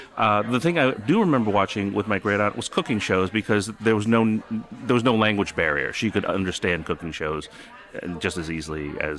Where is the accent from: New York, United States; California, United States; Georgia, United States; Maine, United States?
New York, United States; English is a second language; also born or lived in North Jersey, United States; You know, and I grew up in New York and North Jersey, and I don't think I have that accent.